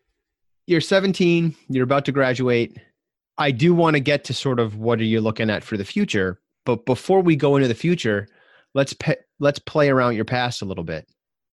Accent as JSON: {"language": "English", "country": "United States", "said": "So I'm from the States, and there might be a little bit of translation issue that happens. Like, you guys say university a lot. We typically say college."}